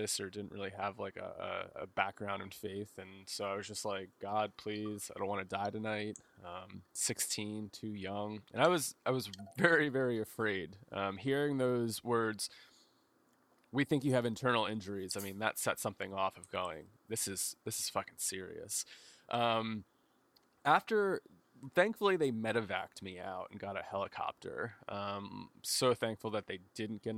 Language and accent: English; New Jersey, United States; I grew up in New Jersey